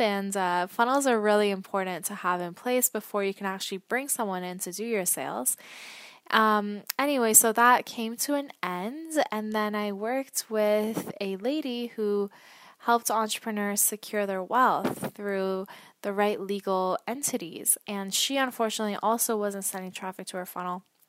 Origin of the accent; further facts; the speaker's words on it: Toronto, Ontario, Canada; also born or lived in Vancouver / Ottawa; I am from Canada, originally Toronto